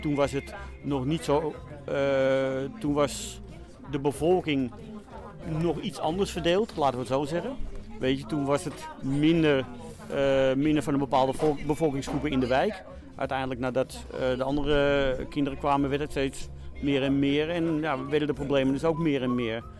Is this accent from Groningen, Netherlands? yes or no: no; Amsterdam, North Holland, Netherlands; moved away; ik kom uit Amsterdam-West vandaan.